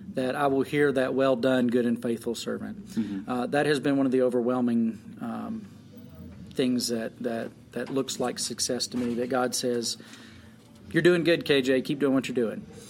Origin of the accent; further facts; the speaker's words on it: Jordan, Montana, United States; I'm from Jordan